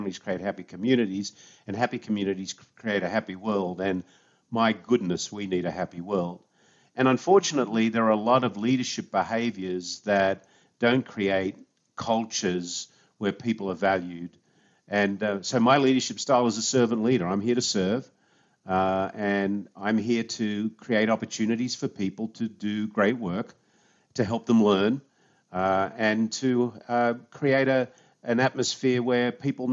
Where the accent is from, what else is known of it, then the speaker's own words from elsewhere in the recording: Sydney, New South Wales, Australia; moved away as an adult; also born or lived in United States; now in San Diego, United States; So I was born in Sydney, Australia, grew up in a suburb of Sydney called Five Dock